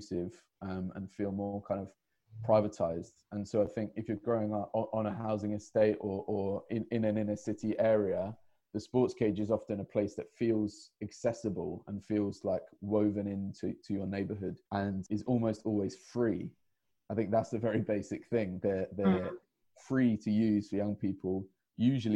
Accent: London, United Kingdom; So I grew up in Hackney myself

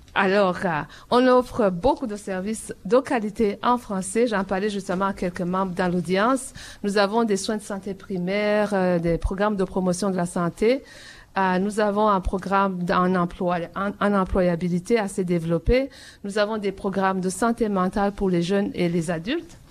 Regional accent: Burundi; moved away as an adult; now in Toronto, Canada; depuis que j'étais dans mon pays natal, le Burundi où j'ai grandi

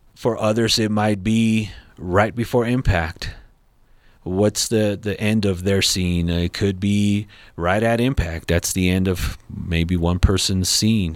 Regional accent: Los Angeles, California, United States; now in Colorado Springs, United States; I'm from Los Angeles, California

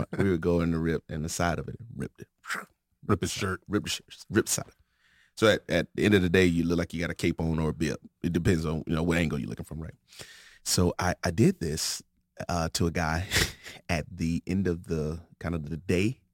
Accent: Florida, United States; moved away as an adult; also born or lived in Santa Maria, California; now in Arizona, United States; I'm from Florida.

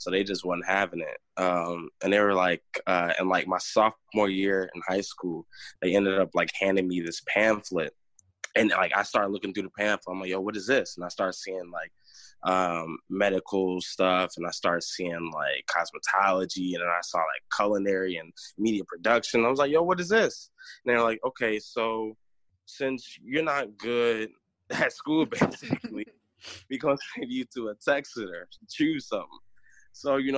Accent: North Carolina, United States; also born or lived in Chicago / Northwest Indiana; now in Michigan, United States; But I'm from, born in North Carolina. I moved from North Carolina to Chicago. From Chicago to Northwest Indiana, and now I am in Michigan.

